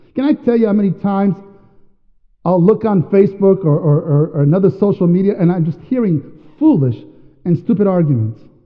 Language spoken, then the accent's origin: English; New York, United States; also born or lived in Washington State; now in Washington, United States; I'm from New York